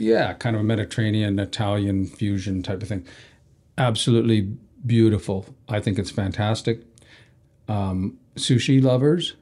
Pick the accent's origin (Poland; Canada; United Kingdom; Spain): Canada; we're from, you know, we're just Canadian